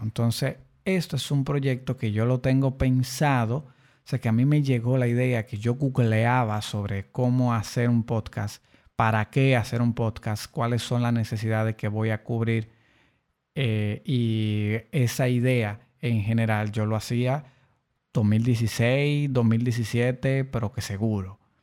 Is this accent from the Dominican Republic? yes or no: yes; Dominican Republic; aquí, en mi país, República Dominicana